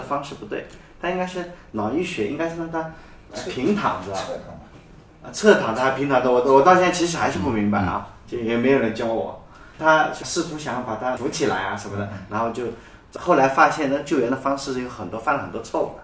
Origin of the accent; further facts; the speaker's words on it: China; 那我们中国人好多拿美国签证都很难